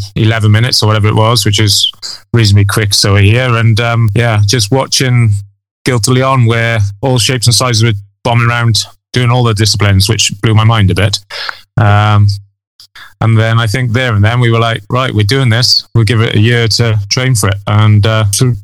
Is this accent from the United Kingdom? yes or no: yes; Ogmore-by-Sea, Wales, United Kingdom; I'm from South Wales, Ogmore-by-Sea, and I'm a dentist